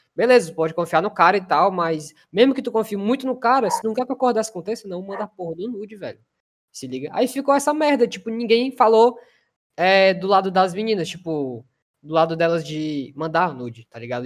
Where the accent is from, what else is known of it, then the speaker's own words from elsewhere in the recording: Fortaleza, Ceará, Brazil; a gente é de Fortaleza